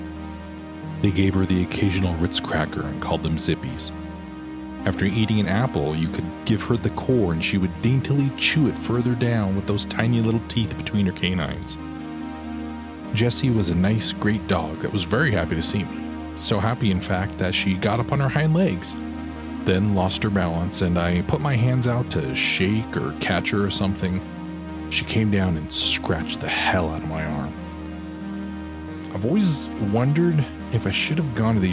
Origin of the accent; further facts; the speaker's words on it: Nevada, United States; also born or lived in Bay Area, California; we moved away from the Bay Area to Nevada when I was 6.